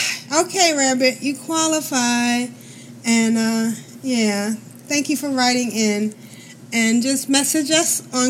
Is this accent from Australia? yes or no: yes; Australia; A bit about me. I come from Australia, just like Lita and Asheo.